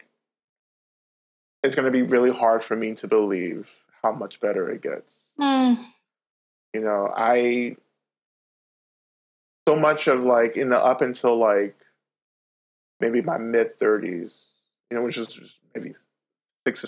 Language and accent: English; North Georgia, United States; I grew up in Georgia, North Georgia, on Cherokee land